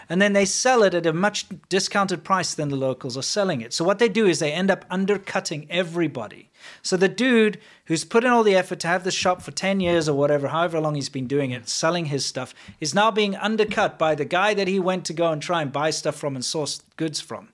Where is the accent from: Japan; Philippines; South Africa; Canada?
South Africa; moved away; I'm from South Africa